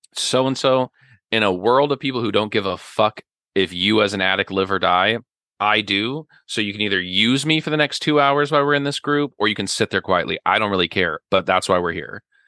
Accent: Ogallala, Nebraska, United States; also born or lived in Kansas / Lincoln, Nebraska / New York; I grew up out in western Nebraska in a little town called Ogallala, where everybody knew everybody

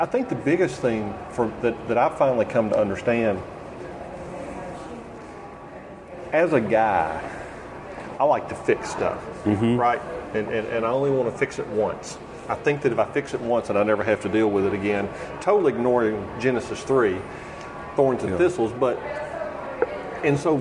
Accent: Athens, Alabama, United States; also born or lived in Huntsville, Alabama; I grew up in Athens, Alabama, which is like 20 miles west of here

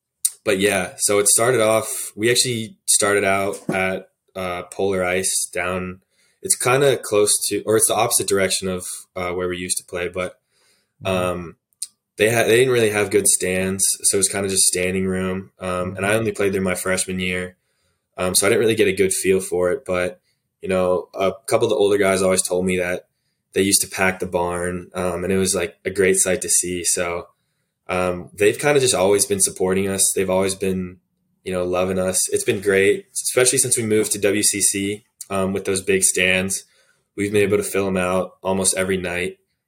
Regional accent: Virginia, United States; I'm from Virginia, so I have to.

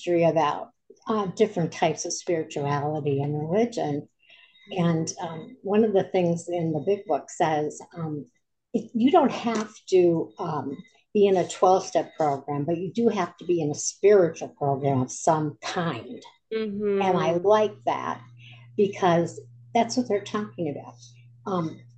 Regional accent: Scranton, Pennsylvania, United States; I'm from Scranton, Pennsylvania

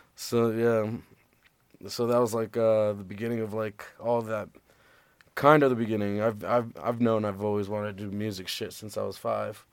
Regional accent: Las Vegas, Nevada, United States; moved away; born and raised in Vegas

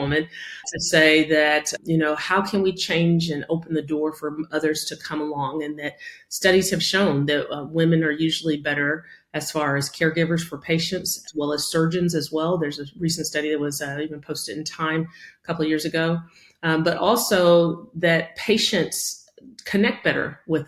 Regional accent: Denison, Texas, United States; I grew up in Denison, Texas, small town, USA

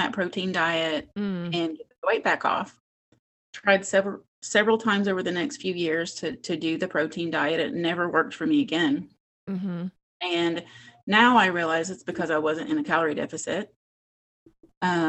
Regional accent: West Virginia, United States; moved away as an adult; now in Las Vegas, United States; I grew up in West Virginia, born and raised, but have now lived in Las Vegas for about 25 years.

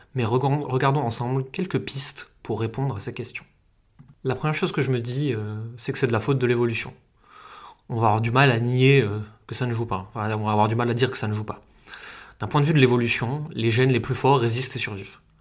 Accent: France; Là où j'ai grandi, et pourtant c'est euh, juste une petite ville française

